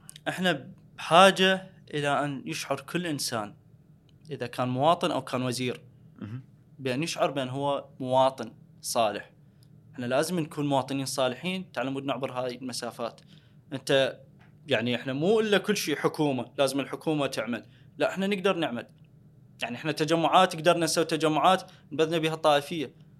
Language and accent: Arabic; Al Anbar, Iraq; انا من الانبار